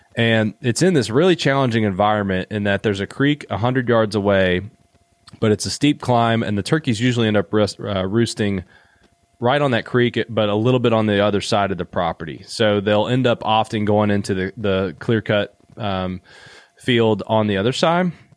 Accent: Eastern Kentucky, United States; I'm from Eastern Kentucky

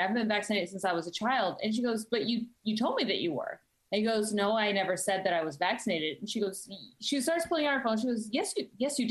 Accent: Texas, United States; I'm from Texas

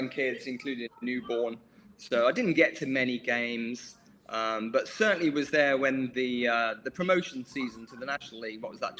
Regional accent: West Midlands, United Kingdom; moved away as an adult; now in Sutton, United Kingdom; So, I'm from the Midlands, from the West Midlands. So, grew up supporting West Brom.

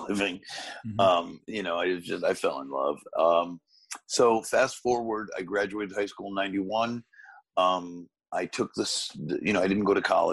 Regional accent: Waterbury, Connecticut, United States; I'm born and raised in Waterbury, Connecticut, about hour and a half from New York City

